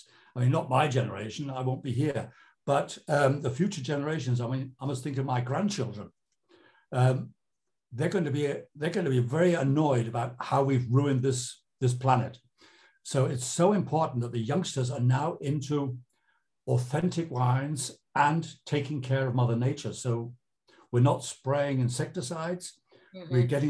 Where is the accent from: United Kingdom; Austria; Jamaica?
United Kingdom; moved away as an adult; now in Germany; I'm British from birth.